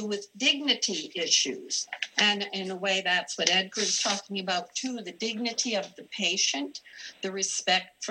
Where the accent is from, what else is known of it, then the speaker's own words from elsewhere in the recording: Canada; now in Kentucky, United States; I'm originally Canadian.